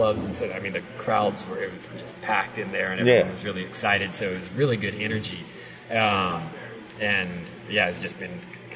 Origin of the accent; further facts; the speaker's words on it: Northern Virginia, United States; moved away as an adult; also born or lived in Washington, D.C.; now in Nashville, United States; near my hometown in DC